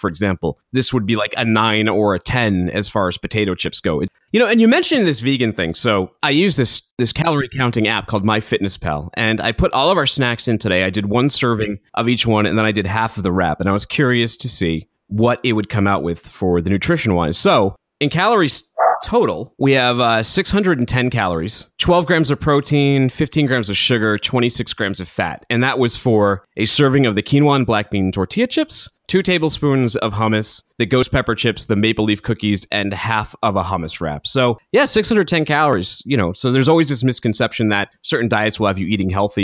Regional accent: Northeast, United States; moved away; also born or lived in Southern California; I'm from the Northeast

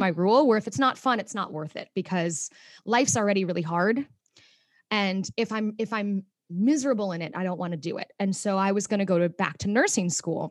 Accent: Mokena, Illinois, United States; born or raised there; moved away as an adult; also born or lived in Chicago, Illinois; now in New York City, United States

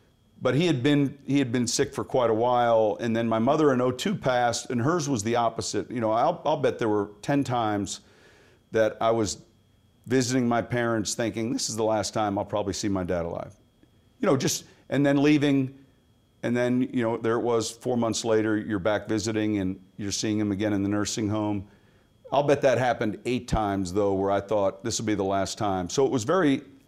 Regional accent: Pennsylvania, United States; also born or lived in San Mateo, California / Chicago; You know, I was born in California at a young age. When I was seven, we moved from San Mateo to Pennsylvania.

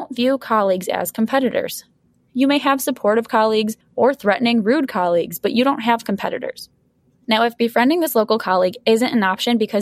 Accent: Buffalo, New York, United States; my hometown of Buffalo

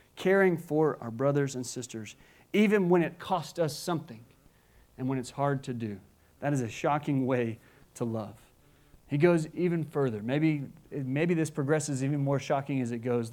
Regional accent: United States; as an American

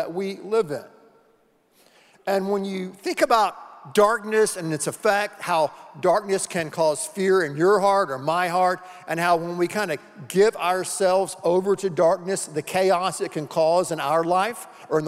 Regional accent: the Carolinas, United States; When I was a little boy growing up in the Carolinas

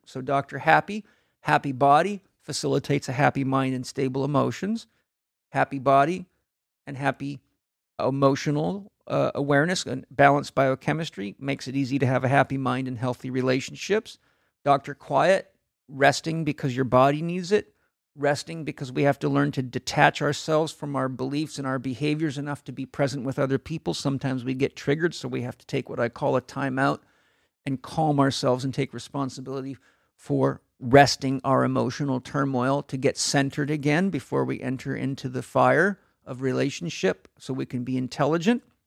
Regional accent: San Diego, California, United States; I'm from San Diego

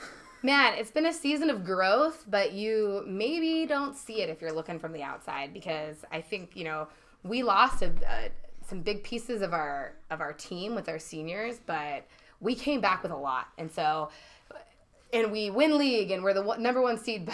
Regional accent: Eugene, Oregon, United States; moved away as an adult; also born or lived in Idaho / San Diego, California; now in North County San Diego, United States; I'm actually from Eugene, Oregon

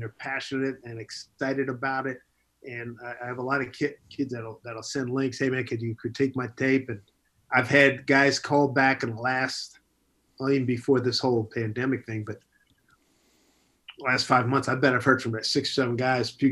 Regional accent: Philadelphia, Pennsylvania, United States; moved away as an adult; also born or lived in Bethany, West Virginia; now in New York, United States; growing up in Philly

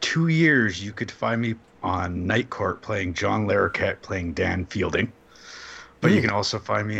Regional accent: Canada; As a Canadian who knows how to apologize

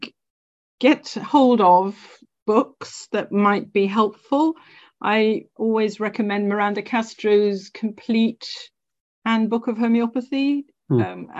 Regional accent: Scotland, United Kingdom; I'm Scottish

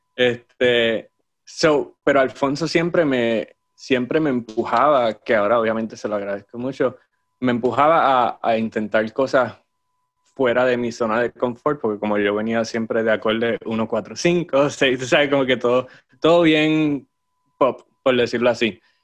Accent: Aguadilla, Puerto Rico; also born or lived in Moca, Puerto Rico; Nací en Moca, de hecho, pero era simplemente porque era el hospital más cercano. este, pero, o mis padres vivían en Aguadilla en el momento. Yo sí, crecí en Aguadilla

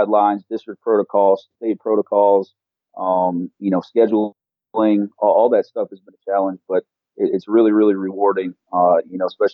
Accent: Lancaster, New York, United States; now in Malden, United States; I grew up in Buffalo, New York, suburb called Lancaster

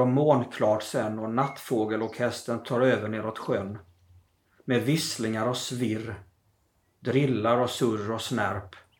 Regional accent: southern Småland, between Växjö and Tingsryd, Kronoberg County, Sweden; moved away; hemifrån södra Småland eh, där jag växte upp mellan Växjö och Tingsryd.

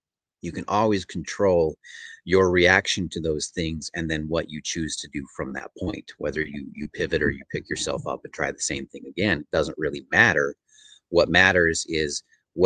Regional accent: Utah, United States; also born or lived in Oregon; now in Missouri, United States; growing up in Utah

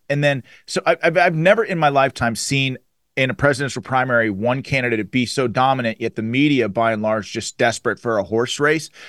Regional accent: Western Pennsylvania, United States; I'm from Western Pennsylvania

